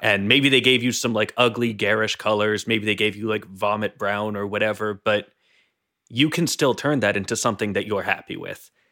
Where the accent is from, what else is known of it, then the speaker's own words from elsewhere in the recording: New England, United States; I come from New England, which is a fairly northeastern part of the United States.